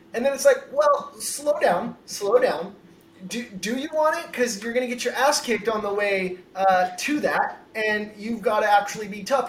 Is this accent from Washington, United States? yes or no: yes; Washington, United States; also born or lived in Connecticut; now in San Diego, United States; I'm from Washington State.